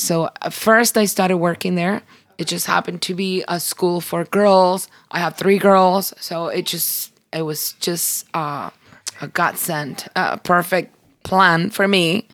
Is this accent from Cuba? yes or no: yes; Cuba; moved away; We grew up in Cuba and we grew up in church